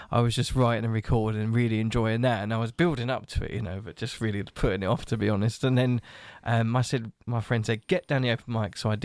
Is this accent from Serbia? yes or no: no; Clacton-on-Sea, East of England, United Kingdom; now in Westcliff-on-Sea, United Kingdom; I grew up in Clacton